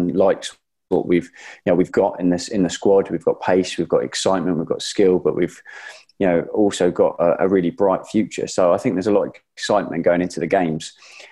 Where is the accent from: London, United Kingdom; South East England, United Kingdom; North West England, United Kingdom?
South East England, United Kingdom; Guildford; accent: southerner; also born or lived in Middlesbrough; I was 2 weeks old when I moved to Guildford. So I'm technically, I classed as a southerner, I suppose, rather than Middlesbrough